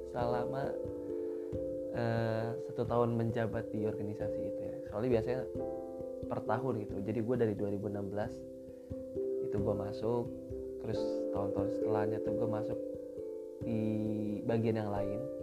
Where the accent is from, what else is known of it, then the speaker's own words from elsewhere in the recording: Sukabumi, West Java, Indonesia; moved away as an adult; now in Egypt; Di Sukabumi, gua lahir di Sukabumi.